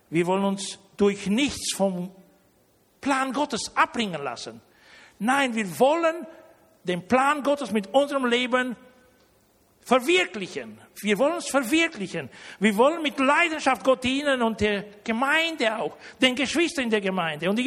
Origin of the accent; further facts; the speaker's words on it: Germany; Und wenn nicht nur ich als Deutscher einen aus Deutschland zu mir einlade, sondern auch einen aus Rumänien. Ihr wisst ja, ich komme ja nicht aus Rumänien, ja.